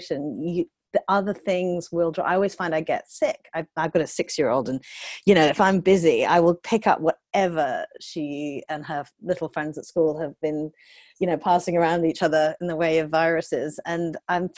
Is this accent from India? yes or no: no; United Kingdom; moved away as an adult; now in United States; I'm British